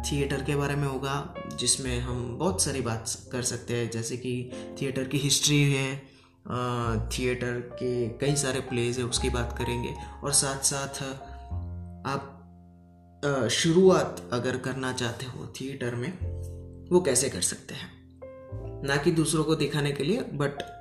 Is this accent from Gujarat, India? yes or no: yes; Gujarat, India; आ, मैं गुजरात से हूँ और काम में अभी बताऊँ तो मैं एक स्टूडेंट हूँ